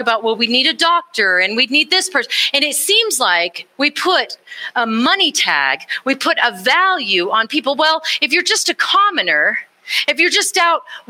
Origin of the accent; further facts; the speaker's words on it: Austin, Texas, United States; I grew up in Texas. I grew up in Austin, Texas